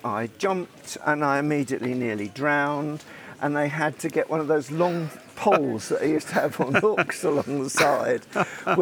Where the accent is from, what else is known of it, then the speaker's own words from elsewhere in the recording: England, United Kingdom; me being English